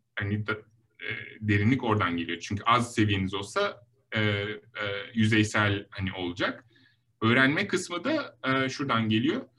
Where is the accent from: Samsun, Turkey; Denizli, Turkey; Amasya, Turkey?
Denizli, Turkey; moved away as an adult; also born or lived in Ankara, Turkey / Stanford, United States; now in Los Angeles, United States; ben um, 1983 Denizli doğumluyum